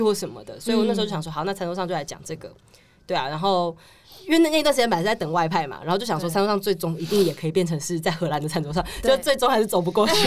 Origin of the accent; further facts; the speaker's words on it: Taichung, Taiwan; moved away; 我是嗯。台中人